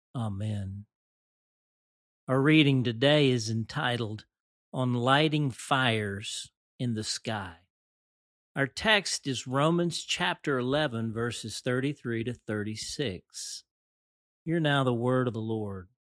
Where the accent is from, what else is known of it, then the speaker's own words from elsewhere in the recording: Dumas, Arkansas, United States; Growing up in the First United Methodist Church of Dumas, Arkansas